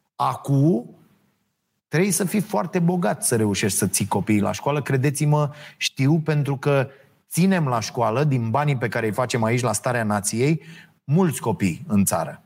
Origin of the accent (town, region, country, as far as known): Romania